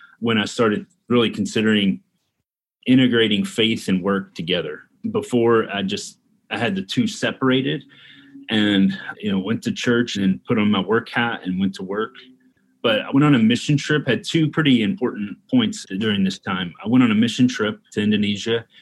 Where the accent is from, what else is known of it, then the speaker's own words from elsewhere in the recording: Louisville, Kentucky, United States; I was born and raised here in Louisville, Kentucky. Still live here in Louisville